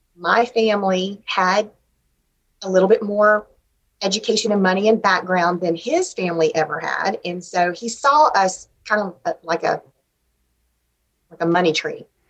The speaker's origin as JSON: {"language": "English", "town": "Shreveport", "region": "Louisiana", "country": "United States", "tie": "born or raised there", "also_born_or_lived": "Ruston, Louisiana", "said": "I grew up in Shreveport"}